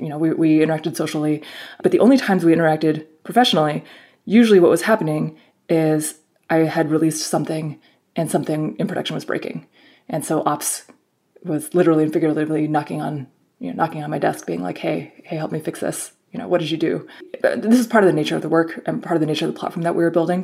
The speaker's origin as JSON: {"language": "English", "area": "Bay Area", "region": "California", "country": "United States", "tie": "born or raised there", "said": "I grew up in the in the Bay Area"}